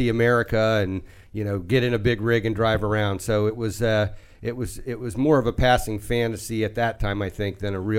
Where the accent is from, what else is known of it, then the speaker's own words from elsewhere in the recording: United States; I pretty much grew up in the Washington area. We moved here. My dad was in the Air Force, so we moved around a good bit. We ended up in Washington in the summer after seventh grade.